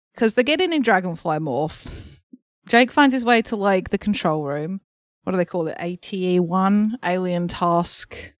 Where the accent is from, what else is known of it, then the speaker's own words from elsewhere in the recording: England, United Kingdom; I'm an English person